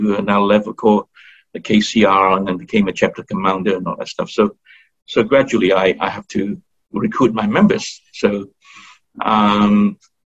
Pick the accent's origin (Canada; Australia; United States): Australia; accent: Aussie; moved away; I speak a little bit of Aussie-lingo